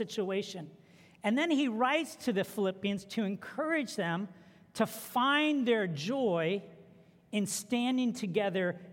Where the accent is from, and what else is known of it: United States